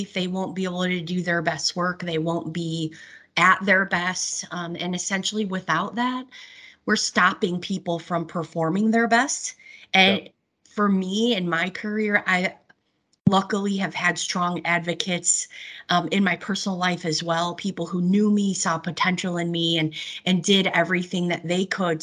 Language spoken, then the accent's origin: English; Chicago, Illinois, United States; born and raised in Chicago